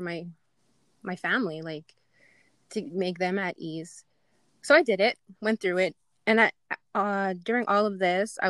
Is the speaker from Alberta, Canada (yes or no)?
yes; Goodfish Lake, Alberta, Canada; I'm from Goodfish. I'm a mom of two boys. I am married